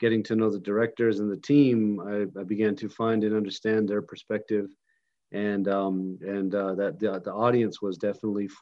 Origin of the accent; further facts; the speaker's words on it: White Mountain Apache Tribe, northeastern Arizona, United States; I'm from the White Mountain Apache Tribe in northeastern Arizona